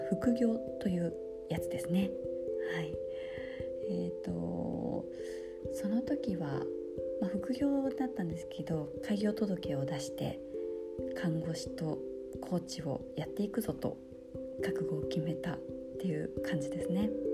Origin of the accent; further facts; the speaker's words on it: Yaizu, Shizuoka, Japan; moved away as an adult; now in Osaka, Japan; 地元は静岡県焼津市という魚の町で育ちました